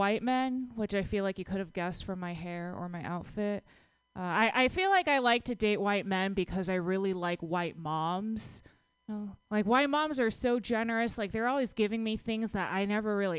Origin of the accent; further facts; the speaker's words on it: Texas, United States; now in San Francisco, United States; I'm from Texas